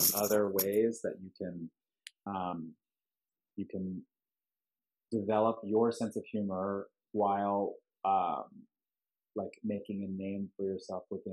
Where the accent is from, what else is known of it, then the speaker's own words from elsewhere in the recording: Long Island, New York, United States; now in Los Angeles, United States; I'm not from Grand Rapids, Michigan, but I'm from Long Island.